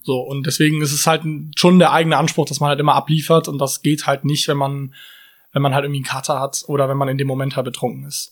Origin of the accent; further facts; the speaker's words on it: Cologne, North Rhine-Westphalia, Germany; ich bin ähm, in Löwenich groß geworden